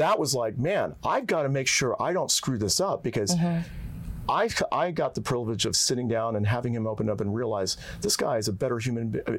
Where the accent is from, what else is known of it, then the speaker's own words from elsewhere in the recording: India; I'm the Indian guy who's bad at math.